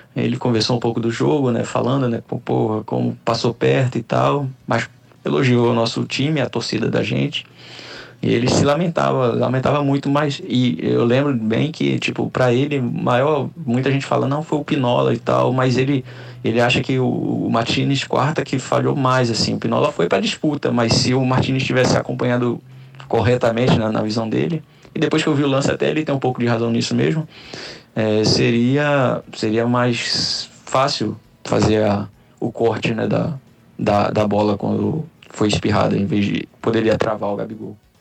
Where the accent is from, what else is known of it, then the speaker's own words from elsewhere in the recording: Rio de Janeiro, Brazil; now in Olinda, Brazil; sou carioca, radicado em Pernambuco, atualmente residindo em Olinda